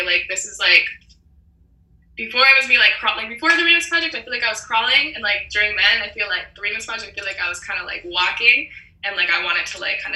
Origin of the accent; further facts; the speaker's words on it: Toronto, Ontario, Canada; growing up in Toronto